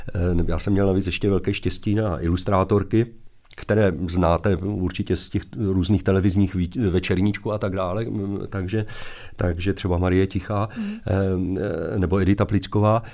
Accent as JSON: {"language": "Czech", "town": "Zlín", "region": "Zlín Region", "country": "Czechia", "said": "když jsem se vrátil zpátky po, eh, promoci do Zlína, odkud pocházím"}